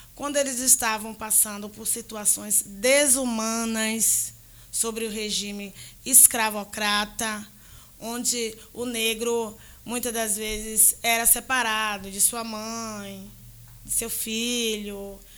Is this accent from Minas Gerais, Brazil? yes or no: no; Salvador, Bahia, Brazil; fui criada na Fazenda Grande do Retiro